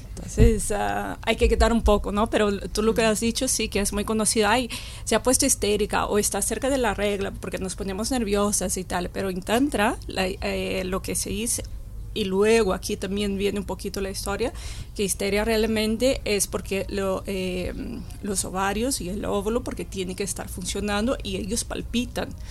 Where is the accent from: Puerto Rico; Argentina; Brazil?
Brazil; now in Spain; soy de Brasil